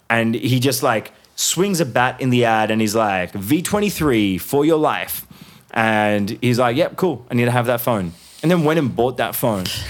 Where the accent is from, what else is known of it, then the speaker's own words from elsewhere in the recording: Hyderabad, Sindh, Pakistan; moved away; also born or lived in Melbourne, Australia; Hyderabad is my hometown.